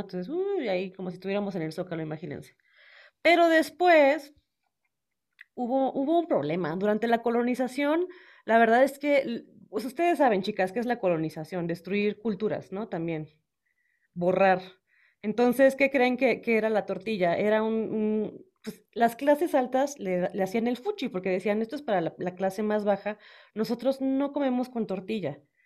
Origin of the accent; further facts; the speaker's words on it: Puerto Peñasco, Sonora, Mexico; now in Mexico City, Mexico; yo soy norteña, soy de Puerto Peñasco, Sonora, ya soy guacha, ya llevo muchos años acá en la Ciudad de México